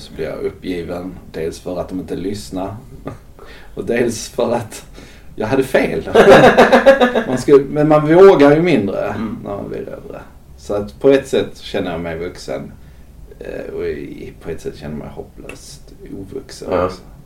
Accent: Skåne, Sweden; moved away; also born or lived in Gothenburg; Jag växte upp på nittiotalet i Skåne

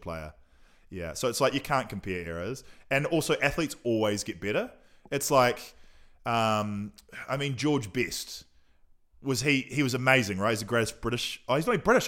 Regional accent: Nelson, New Zealand; moved away as an adult; now in Auckland, New Zealand; I was born in Nelson.

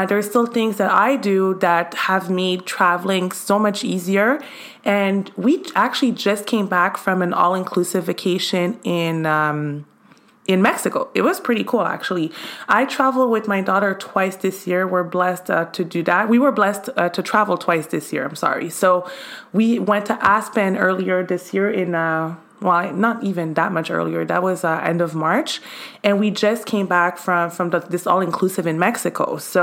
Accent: Montreal, Quebec, Canada; now in United States; since I was a kid in Canada, actually, I'm from Canada

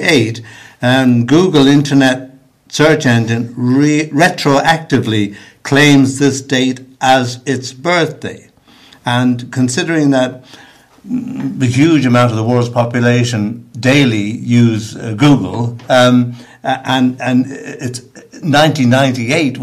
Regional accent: Dublin, Leinster, Ireland; moved away; I'm from Dublin originally, but I've lived over here since 1960.

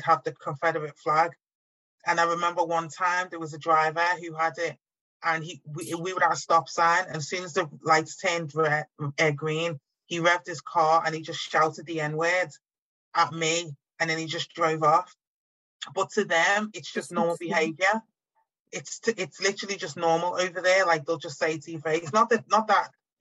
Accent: Liverpool, North West England, United Kingdom; born or raised there

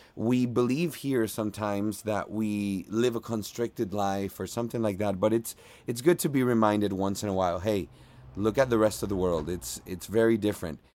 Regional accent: Margarita Island, Nueva Esparta, Venezuela; English is a second language; moved away as an adult; also born or lived in Miami; now in Los Angeles, United States; originally I am from Venezuela. I grew up in Venezuela, specifically in Margarita Island

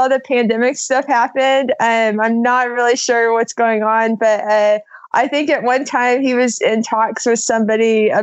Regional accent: Oklahoma, United States; moved away as an adult; now in Alamosa, United States; I'm originally from Oklahoma

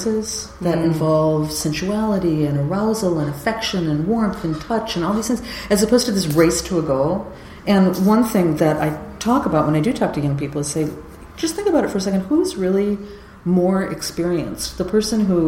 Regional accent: California, United States; I'm from California

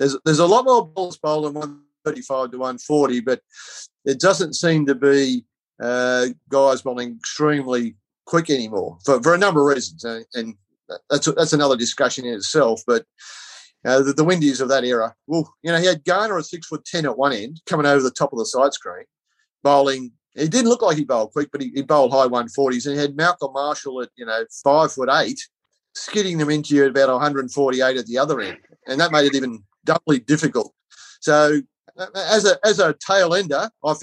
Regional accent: Wagga Wagga, New South Wales, Australia; growing up in Wagga

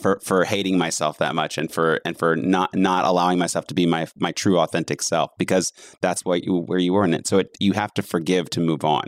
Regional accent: the South, United States; being Southern in general

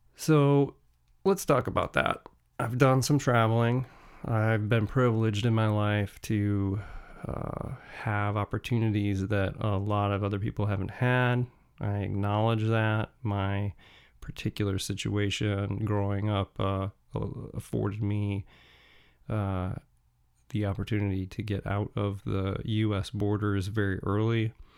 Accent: United States; as an American

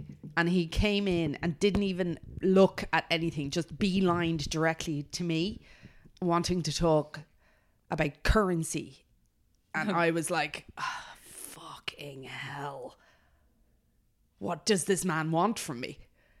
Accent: Australia; I'm just Australian

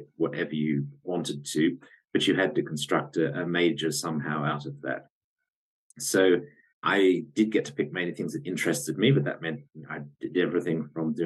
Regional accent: Australia; I'm Australian by origin.

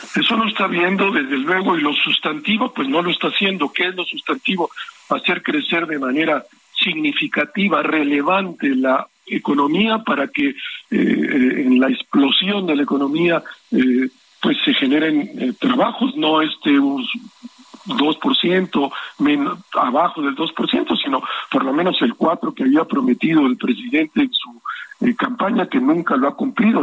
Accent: Mexico; como mexicano

